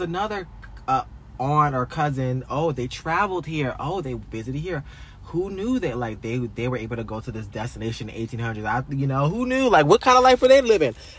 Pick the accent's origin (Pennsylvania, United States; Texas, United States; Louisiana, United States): Louisiana, United States; moved away; I'm from this town.